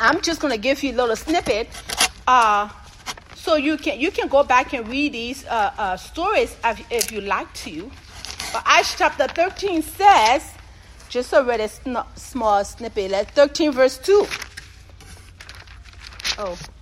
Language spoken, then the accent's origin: English; Oklahoma, United States; moved away; I'm from Oklahoma